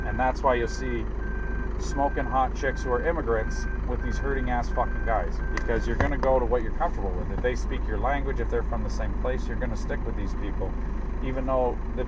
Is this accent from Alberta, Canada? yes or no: no; Innisfil, Ontario, Canada; I moved all the way from Innesville, so I know what it's like to be an immigrant. No, I swear to God, it's like fucking half an hour away.